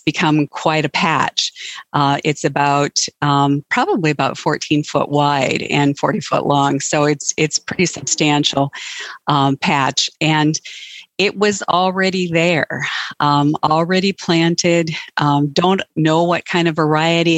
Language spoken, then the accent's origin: English; North Dakota, United States; I'm from North Dakota, and we have below zero temperatures right now